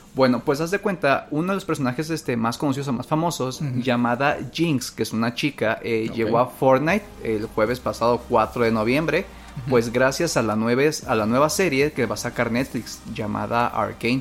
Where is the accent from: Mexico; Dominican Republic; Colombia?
Mexico; Que somos mexicanos